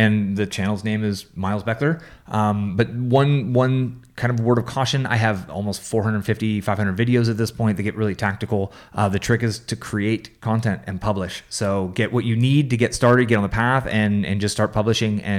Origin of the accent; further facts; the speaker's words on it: San Francisco, California, United States; moved away; also born or lived in Albuquerque, New Mexico; I grew up in San Francisco